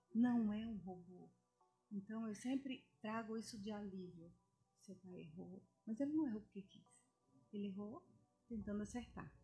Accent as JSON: {"language": "Portuguese", "country": "Brazil", "said": "Hoje o nosso país é um país diversificado. Então você vê latinos, latinos da Argentina, latinos espanhóis, só que nós somos brasileiros"}